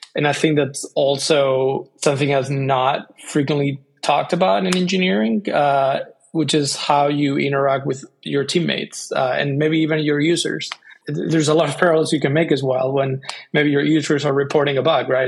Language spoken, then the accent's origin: English; Spain; moved away as an adult; also born or lived in Bay Area, United States; now in United States; I grew up in Spain.